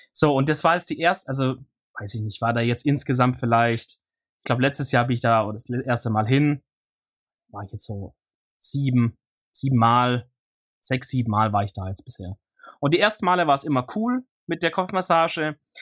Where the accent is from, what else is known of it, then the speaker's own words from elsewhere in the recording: near Stuttgart, Baden-Württemberg, Germany; ich komme aus der Nähe von Stuttgart